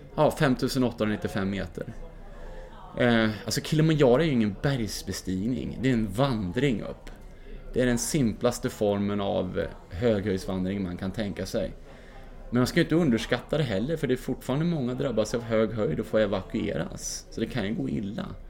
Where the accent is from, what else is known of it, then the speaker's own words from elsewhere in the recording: Mora, Dalarna County, Sweden; när jag var 17 år från Mora, där vi bodde då